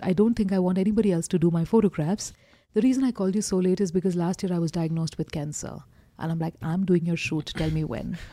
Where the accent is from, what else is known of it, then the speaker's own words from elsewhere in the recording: Kolkata, West Bengal, India; moved away as an adult; now in Kathmandu, Nepal; I grew up in Calcutta